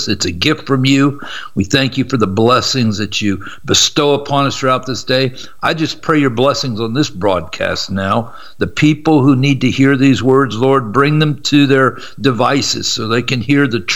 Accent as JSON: {"language": "English", "town": "Columbus", "region": "Ohio", "country": "United States", "said": "I'm from Columbus, Ohio, and I was going to Ohio State to get a broadcasting degree"}